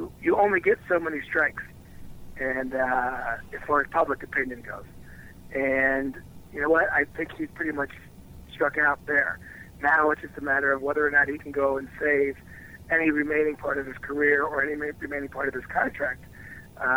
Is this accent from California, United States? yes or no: no; Cincinnati, Ohio, United States; I grew up in Cincinnati with the Big Red Machine.